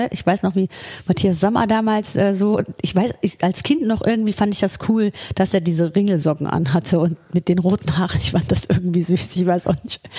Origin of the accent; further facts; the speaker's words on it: Solingen, North Rhine-Westphalia, Germany; Aus Solingen, äh, ja. Ich bin ja aus Solingen